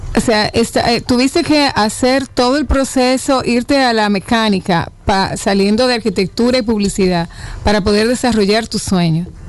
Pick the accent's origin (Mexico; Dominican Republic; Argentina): Dominican Republic; nos hace sentir muy orgullosos como dominicanos